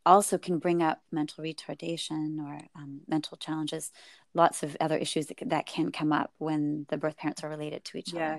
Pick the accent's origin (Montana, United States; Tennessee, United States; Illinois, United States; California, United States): California, United States; Silicon Valley; I was raised in Silicon Valley